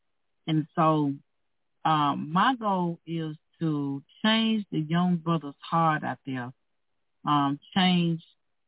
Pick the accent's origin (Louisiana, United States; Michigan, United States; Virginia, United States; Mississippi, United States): Mississippi, United States; now in Minnesota, United States; I come from a racist background. I'm from Mississippi.